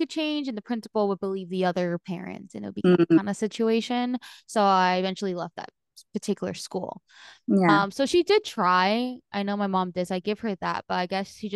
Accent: New Jersey, United States; now in Florida, United States; I'm originally from New Jersey

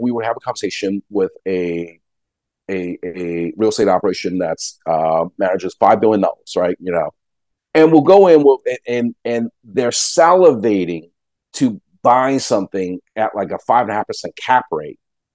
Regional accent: Long Island, New York, United States; I grew up on Long Island

